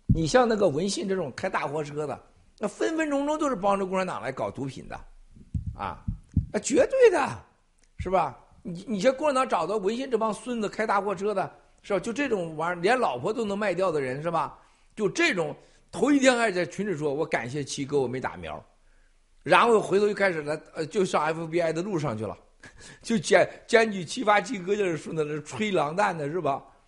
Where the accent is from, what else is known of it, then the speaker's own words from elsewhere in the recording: Northeast China, China; moved away; 我小时候在东北那么冷，大冬天撒泡尿都是结成冰的地方